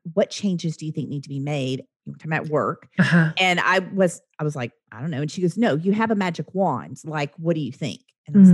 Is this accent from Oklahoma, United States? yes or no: yes; Oklahoma, United States; also born or lived in the South; I'm from Oklahoma